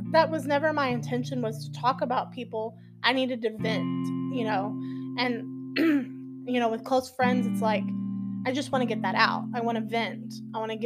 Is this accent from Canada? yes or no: no; Texas, United States; I'm from Texas